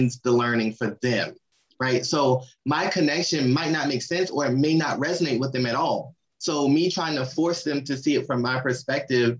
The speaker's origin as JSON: {"language": "English", "region": "Maryland", "country": "United States", "said": "I'm from Maryland, and my family, we're big seafood people"}